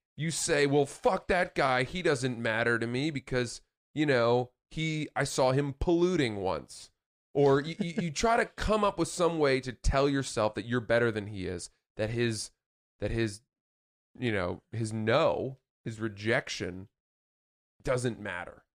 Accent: Maine, United States; Growing up in Maine

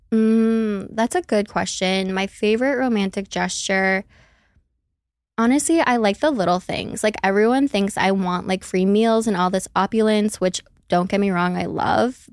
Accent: Minneapolis, Minnesota, United States; I'm from Minneapolis, Minnesota. I don't have an accent unless I say the O's, and then you'll really hear it

